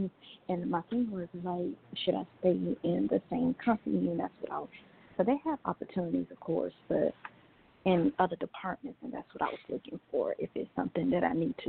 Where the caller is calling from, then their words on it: Georgia, United States; I'm calling from Georgia.